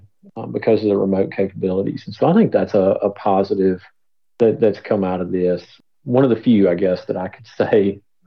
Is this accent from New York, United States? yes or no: no; Tennessee, United States; I'm from Tennessee